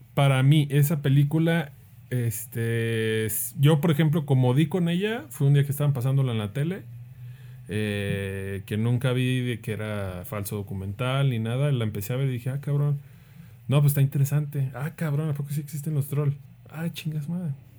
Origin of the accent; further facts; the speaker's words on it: Mexico; nosotros los mexicanos